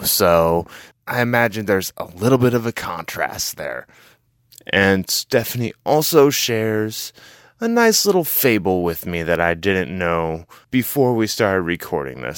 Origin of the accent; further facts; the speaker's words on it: Iowa, United States; now in San Francisco, United States; I'm originally from the Midwest in Iowa